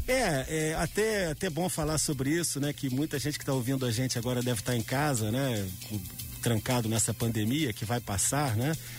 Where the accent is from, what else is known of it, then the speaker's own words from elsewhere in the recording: Petrópolis, Rio de Janeiro, Brazil; como petropolitano